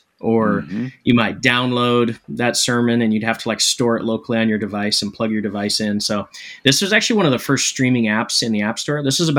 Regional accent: Seattle, Washington, United States; but I'm from Seattle, so which leads me to naturally being a Seahawks fan and a long-suffering Mariners fan.

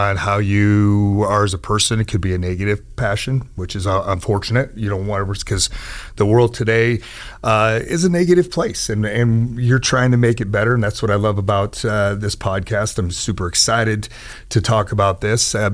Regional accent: Lincoln, Nebraska, United States; now in Omaha, United States; I grew up in Lincoln, Nebraska, went to Northeast High School. And then we moved to Omaha about 5 years ago

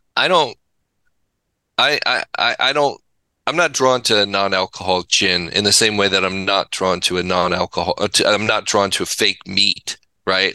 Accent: Pasadena, California, United States; moved away; also born or lived in Laguna Beach / Santa Barbara; I grew up in the Pasadena area and Laguna Beach

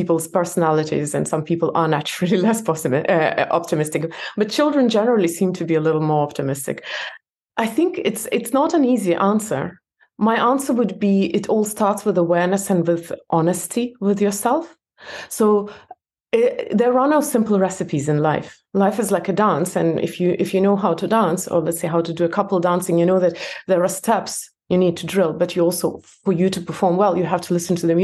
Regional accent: Belarus; moved away; I was born in Belarus. It's a different country now, and in my passport, it looks as if I immigrated

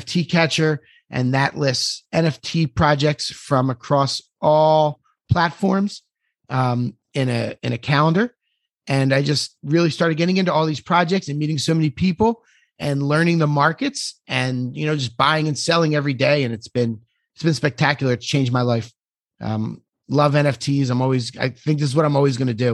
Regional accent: Philadelphia, Pennsylvania, United States; moved away as an adult; now in Miami, United States; I'm from Philadelphia

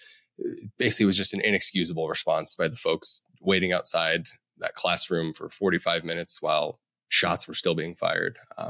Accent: Colorado, United States; one of the links we have is an interesting survey out of my home state of Colorado.

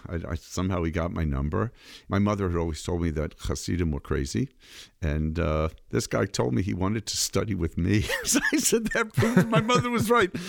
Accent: Framingham, Massachusetts, United States; also born or lived in Brookline, Massachusetts; I was born in Brookline, Massachusetts, and at a young age, we moved to Framingham, about, uh, thirty minutes away. I was raised there

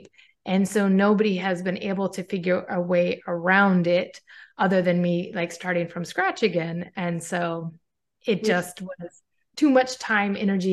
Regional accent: Pacific Northwest, United States; moved away as an adult; also born or lived in Washington / Oregon / Arizona; now in Portugal; I'm US born. I was born and raised in the Pacific Northwest.

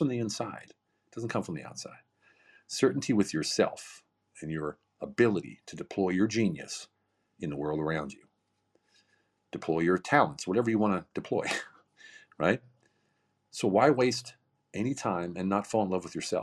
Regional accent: Pennsylvania, United States; now in Hungary; I'm from Pennsylvania. I live in Hungary, but I'm from Pennsylvania.

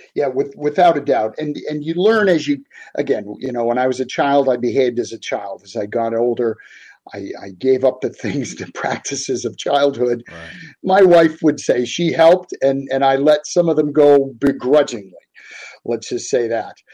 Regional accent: Boston, Massachusetts, United States; moved away as an adult; now in West Virginia, United States; I grew up in South Boston, which most people would never have heard of it's just a neighborhood in in the city of Boston

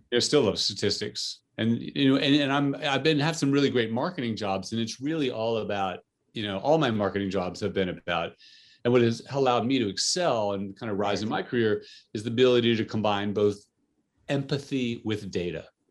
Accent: New Jersey, United States; I grew up in, uh, for the most part, in New Jersey

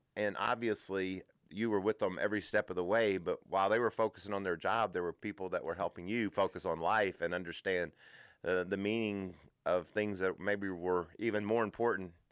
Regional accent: Kentucky, United States; I grew up in Kentucky. And as a kid in Kentucky

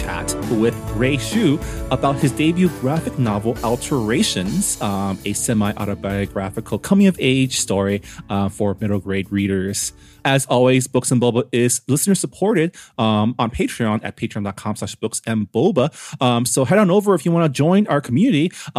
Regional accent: Toronto, Ontario, Canada; born there; Toronto, I guess not technically my hometown, my city of birth is more accurate.

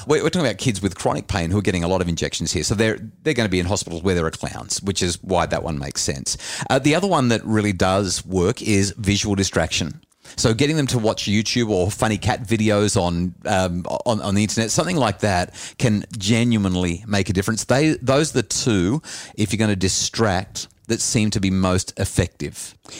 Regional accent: New South Wales Central Coast, Australia; growing up on the New South Wales Central Coast

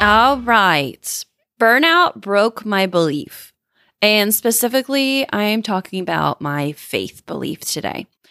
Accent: Indiana, United States; Grew up in the Bible Belt. You know, I grew up in Indiana

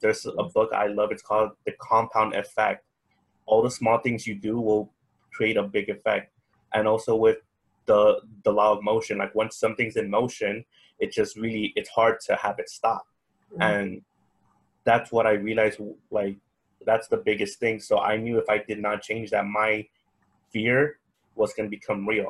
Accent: Bakersfield, California, United States; moved away; I was born in Bakersfield, California. So I'm actually far away from home

